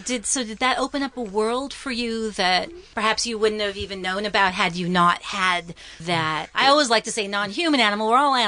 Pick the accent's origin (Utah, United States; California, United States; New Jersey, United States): California, United States; Los Angeles; You see, I'm a valley girl. I grew up in Van Nuys.